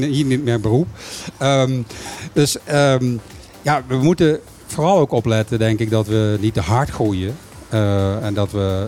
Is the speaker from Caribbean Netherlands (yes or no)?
yes; Caribbean Netherlands; ik ben een bewoner van Bonaire